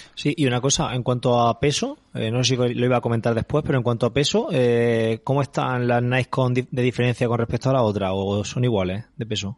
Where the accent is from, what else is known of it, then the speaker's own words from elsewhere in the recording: Calasparra, Region of Murcia, Spain; mi pueblo, de Calasparra